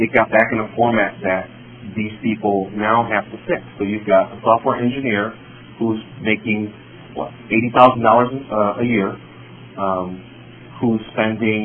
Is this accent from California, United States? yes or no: no; Chicago, Illinois, United States; I was born here in Chicago